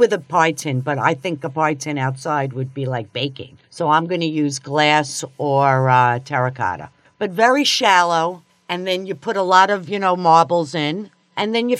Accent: New York, United States; moved away; I'm from New York

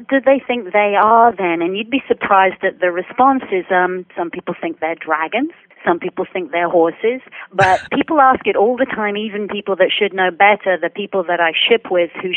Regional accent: United Kingdom; moved away as an adult; now in Tampa, United States; I'm from the United Kingdom

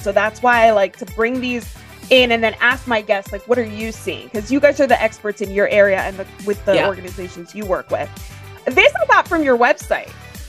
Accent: Texas, United States; as a Texan

